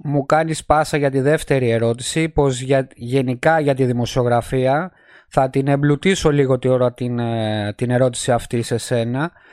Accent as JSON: {"language": "Greek", "town": "Alepochori", "region": "Attica", "country": "Greece", "moved": "yes", "lives_now": "Italy", "said": "την πατρίδα μου στην Ελλάδα αυτό το χωριουδάκι εκεί πέρα έξω από τα Μέγαρα στην παραλία στον Κορενθιακό"}